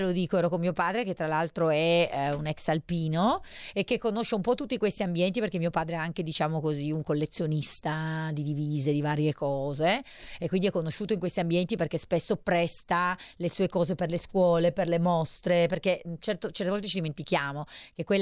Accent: Cuneo, Piedmont, Italy; la mia città natale, perché io sono nata a Cuneo

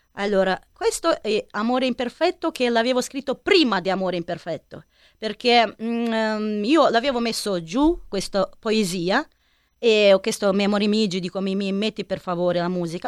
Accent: Milan, Lombardy, Italy; Mi sono milanese

